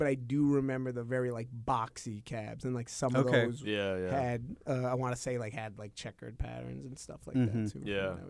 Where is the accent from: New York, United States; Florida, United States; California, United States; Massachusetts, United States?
New York, United States; I did grow up in New York and obviously I remember parts of the 80s when I was a little bit older. Obviously, most of my formative youth was in the 90s